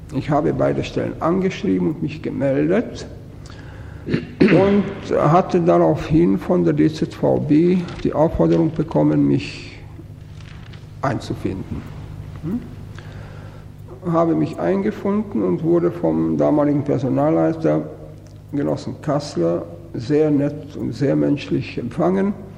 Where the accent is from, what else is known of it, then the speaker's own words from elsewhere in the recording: Brno, South Moravian Region, Czechia; moved away as an adult; now in Germany; in meine Heimat gefahren. Bin am vierundzwanzigsten Juni in Brünn gewesen und stand vor meinem Wohnhaus